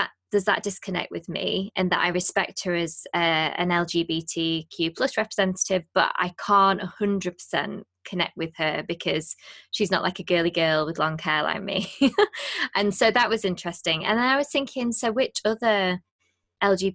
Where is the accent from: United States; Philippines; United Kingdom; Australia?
United Kingdom; we're 2 British hosts